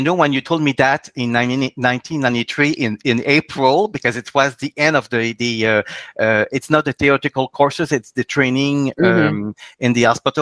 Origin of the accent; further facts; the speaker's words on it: Quebec, Canada; I'm from the Quebec provinces in Canada